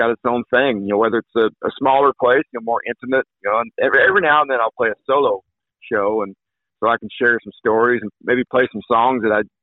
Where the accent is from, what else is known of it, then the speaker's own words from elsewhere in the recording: Kaycee, Wyoming, United States; moved away as an adult; also born or lived in northeast Kansas; now in Kansas, United States; very proud to be born and raised in the great state of Wyoming.